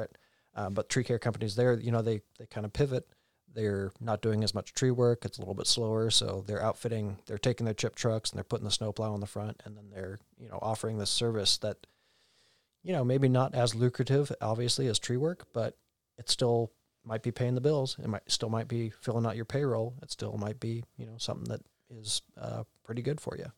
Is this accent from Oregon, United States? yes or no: yes; Oregon, United States; born and raised in Oregon